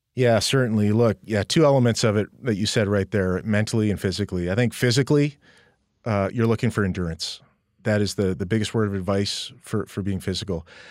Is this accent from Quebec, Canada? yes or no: no; Edmonton, Alberta, Canada; moved away; also born or lived in Calgary; I'm a Western boy, born and raised in Edmonton